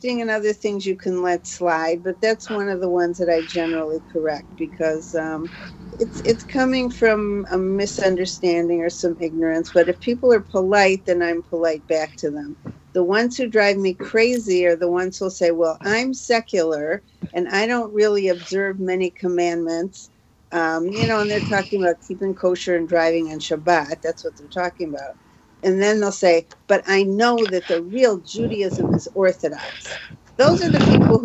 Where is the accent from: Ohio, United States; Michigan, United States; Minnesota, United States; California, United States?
Michigan, United States; Detroit; moved away as an adult; now in Israel; in Detroit